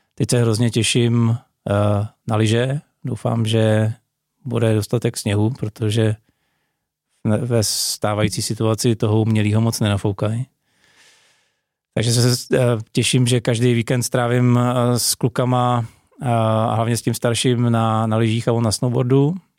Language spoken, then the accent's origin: Czech; Czechia